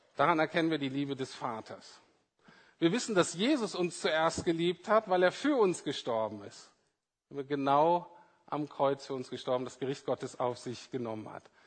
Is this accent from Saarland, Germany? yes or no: no; Bremen, Germany; ich bin in Bremen-Nord aufgewachsen